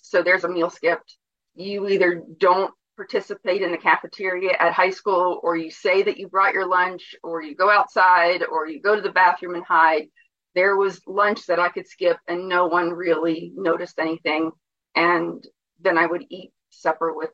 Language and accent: English; New Jersey, United States; growing up in New Jersey and being surrounded in the tenement houses with um, Italians